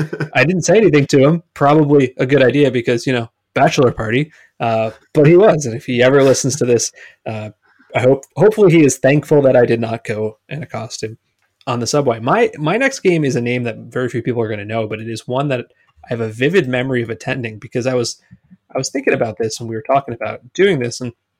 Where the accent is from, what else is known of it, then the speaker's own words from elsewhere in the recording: New Jersey, United States; a kid growing up in New Jersey